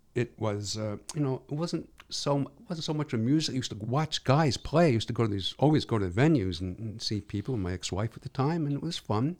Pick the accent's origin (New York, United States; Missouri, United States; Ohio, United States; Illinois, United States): New York, United States; New York City; moved away; I was growing up in Brooklyn